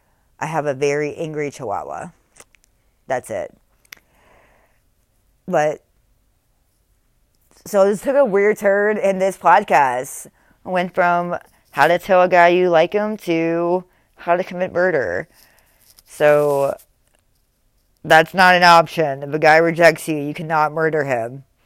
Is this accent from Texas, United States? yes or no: yes; Texas, United States; born there; I was born in Texas. I'm a firecracker.